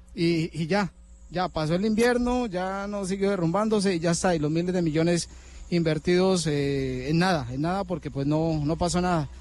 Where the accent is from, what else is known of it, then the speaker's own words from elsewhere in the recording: Granada, Meta, Colombia; yo soy de Granada